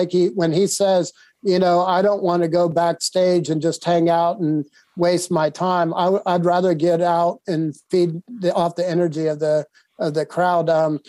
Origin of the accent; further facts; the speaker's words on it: Texas, United States; also born or lived in Ohio; I always say I was born in Ohio, but I was raised in Texas. Because as soon as I graduated from Ohio, I moved to Texas.